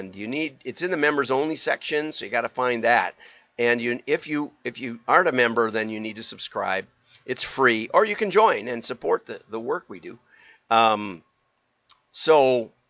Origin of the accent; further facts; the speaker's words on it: Wisconsin, United States; I'm from Wisconsin and have some background